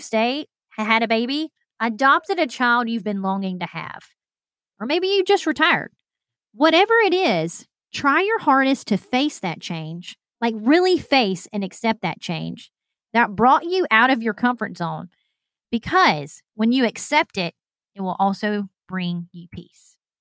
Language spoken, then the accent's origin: English; Alabama, United States; moved away; I'm from Alabama